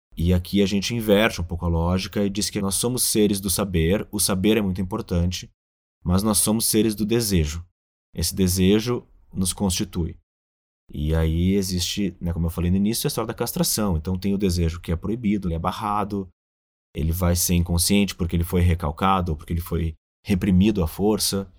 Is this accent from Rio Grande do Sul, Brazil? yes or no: yes; Rio Grande do Sul, Brazil; moved away; also born or lived in São Paulo; eu sou gaúcho